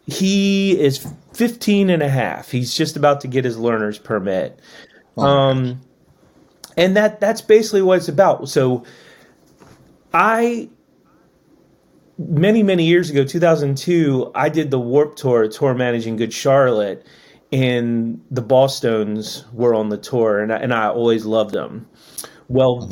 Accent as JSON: {"language": "English", "town": "Annapolis", "region": "Maryland", "country": "United States", "tie": "born or raised there", "said": "I grew up in Annapolis"}